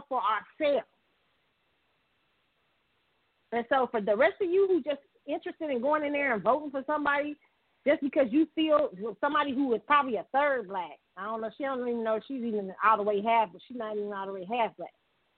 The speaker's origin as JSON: {"language": "English", "town": "Oakland", "region": "California", "country": "United States", "said": "I went to Howard. I'm from Oakland."}